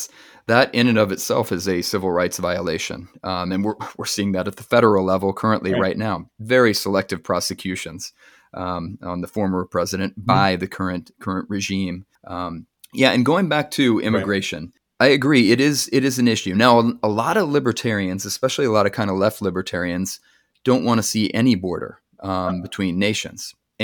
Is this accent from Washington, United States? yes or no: no; California, United States; as a Californian